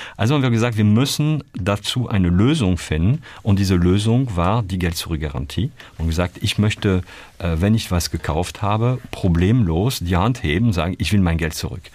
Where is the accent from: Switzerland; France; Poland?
France; Calais, Hauts-de-France; German is a second language; moved away as an adult; also born or lived in Paris, France; now in Germany; Ich bin in, äh, in Calais geboren, also das wirklich an der, äh, also nördlich kann man kaum machen, ganz in der Nähe von, von Großbritannien. Und ähm, ab dort in ein Dorf äh, 5000 Menschen äh, meine Kindheit äh, verbracht